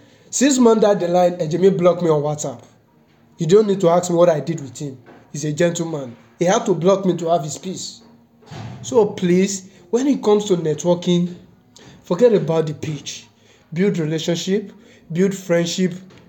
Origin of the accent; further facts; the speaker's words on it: London, United Kingdom; I'm from London. I came from UK.